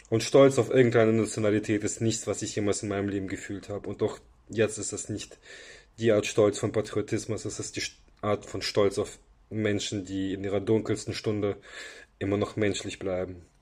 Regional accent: Ukraine; now in Germany; sah ich, dass meine alte Heimat sich im Krieg befindet in einem Krieg, in dem sie umzingelt und von einer Übermacht völlig chancenlos gerade überrannt wird.

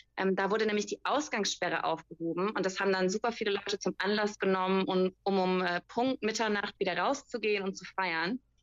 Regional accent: Germany; bei uns in Deutschland

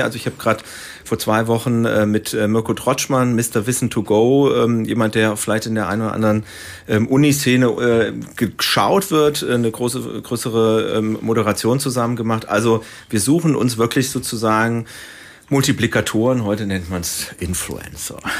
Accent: Baunatal, Hesse, Germany; moved away; Ich komme also aus Nordhessen, aus Baunatal, ist bei Kassel

